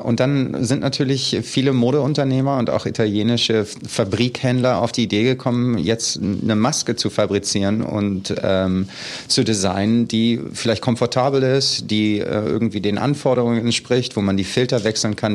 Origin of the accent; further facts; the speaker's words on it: Hanover, Lower Saxony, Germany; moved away as an adult; now in New York, United States; Ich komme aus Hannover, aus Niedersachsen. Ähm, ich bin 1977 äh, geboren in Hannover und war dann an der Grundschule in einem total behüteten Haus aufgewachsen